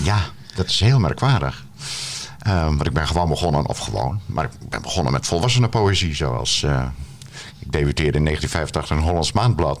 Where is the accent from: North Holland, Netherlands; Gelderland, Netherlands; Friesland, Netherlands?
Friesland, Netherlands; Terschelling; Maar ik ben opgegroeid op de Schelling